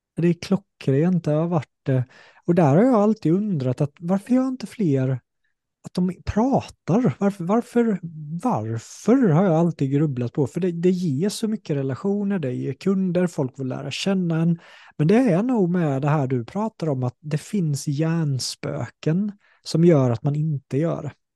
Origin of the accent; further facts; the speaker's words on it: Sweden; accent: Småländska; samma sak med småländskan, innan var jag så här, ah, jag försökte låta mer som en stockholmare